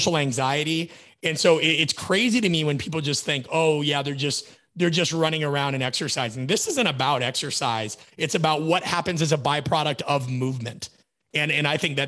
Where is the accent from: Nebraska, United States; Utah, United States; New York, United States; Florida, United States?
Nebraska, United States; I grew up in the Midwest, so we climbed trees